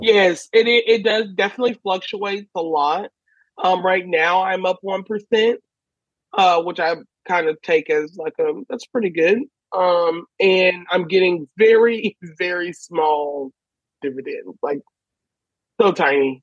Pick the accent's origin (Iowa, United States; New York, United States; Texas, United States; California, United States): Texas, United States; Houston; I'm in Houston, Texas, where I grew up